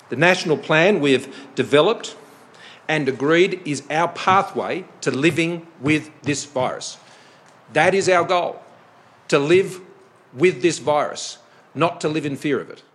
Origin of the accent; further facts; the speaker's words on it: New South Wales, Australia; my home state in New South Wales